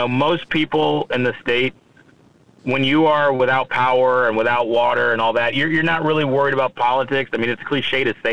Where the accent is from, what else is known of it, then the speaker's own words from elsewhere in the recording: Houston, Texas, United States; moved away; also born or lived in Illinois; So I grew up in Houston, which is the largest city in Texas, in the largest county, which is Harris County